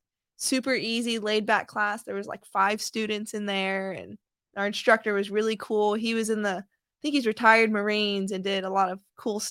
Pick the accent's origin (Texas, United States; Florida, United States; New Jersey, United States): Texas, United States; Austin; also born or lived in Dayton, Ohio; I'm a military brat. My mom and dad are retired Air Force. And so I was born in Dayton, Ohio. And then when I was little, I moved to Austin, Texas, and I pretty much grew up there, raised there, and graduated high school.